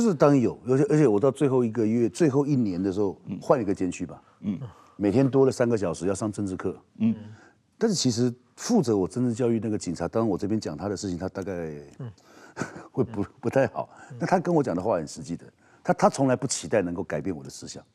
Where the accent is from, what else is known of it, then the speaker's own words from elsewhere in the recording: Taiwan; 我们台湾的民主